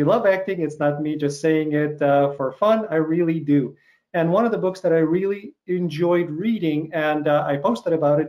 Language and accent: English; Chicago, Illinois, United States; that's where I am right now. That's my hometown.